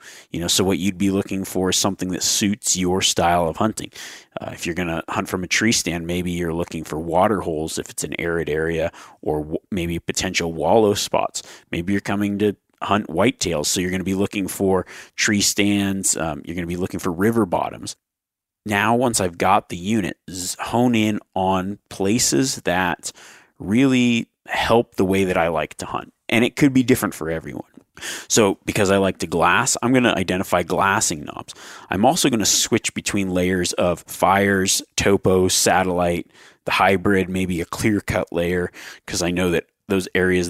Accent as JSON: {"language": "English", "region": "East Coast", "country": "United States", "said": "I'm new to elk hunting, new to mule deer hunting. I'm from the East Coast. I've never hunted out west."}